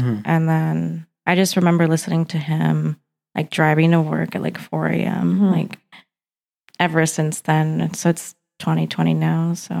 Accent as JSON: {"language": "English", "town": "Albuquerque", "region": "New Mexico", "country": "United States", "tie": "born or raised there", "moved": "yes", "lives_now": "Los Angeles, United States", "said": "So we moved back to New Mexico because that's where my mom's family all live, and then grew up in Albuquerque basically throughout my whole life."}